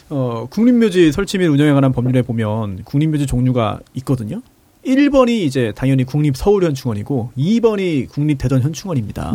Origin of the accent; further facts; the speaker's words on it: Incheon, South Korea; 인천 사람으로서